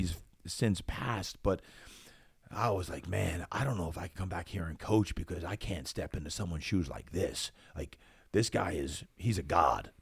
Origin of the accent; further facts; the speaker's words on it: Brick Township, New Jersey, United States; moved away; also born or lived in Berlin, Germany; Brick Township, New Jersey